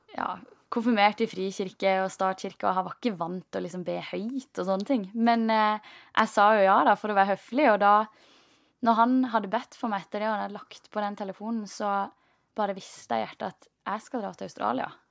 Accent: Norway; den oppveksten du har hatt hjemme i Norge

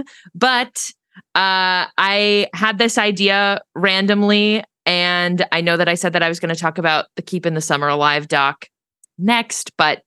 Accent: Pittsburgh, Pennsylvania, United States; my hometown, Pittsburgh

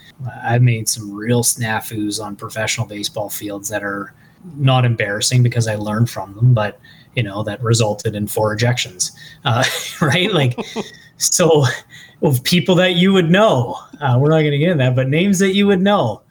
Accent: Thorold, Ontario, Canada; I'm from Thorold

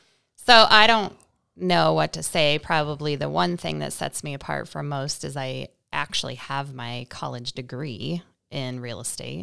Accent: Liscum, Iowa, United States; North of Marshalltown, so a little town called Liscum that most people would not probably know.

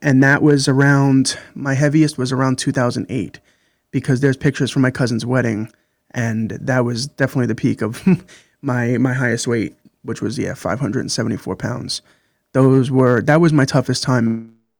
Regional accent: New York City, New York, United States; I grew up in Brooklyn, New York

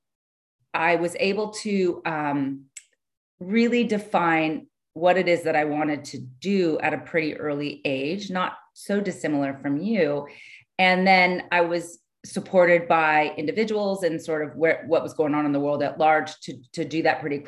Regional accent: California, United States; also born or lived in San Francisco Bay Area, California; So I grew up in California. I'm from California. I grew up down south

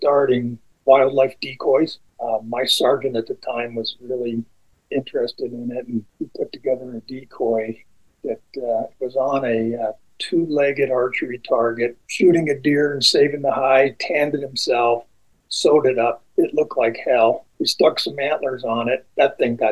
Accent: upstate New York, United States; also born or lived in Wyoming / Missoula, Montana; now in Helena, United States; I was raised in New York State, upstate New York

